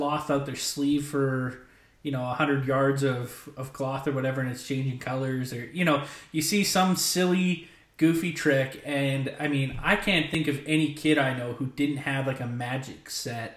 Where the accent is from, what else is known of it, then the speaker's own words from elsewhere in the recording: Canada; I'm from Canada